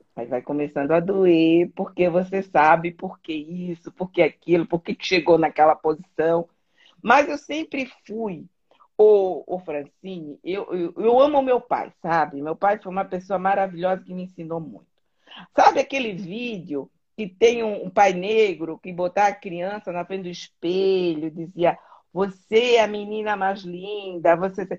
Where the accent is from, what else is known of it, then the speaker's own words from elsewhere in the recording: Florianópolis, Santa Catarina, Brazil; now in Germany; eu nasci na ilha que eu, eu, considero a ilha mais bonita do Brasil que é a Florianópolis